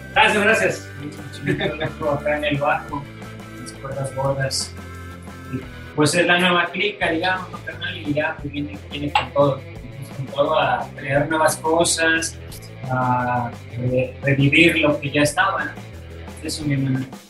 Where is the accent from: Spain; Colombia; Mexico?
Mexico; uno crece con el barrio siendo mexicano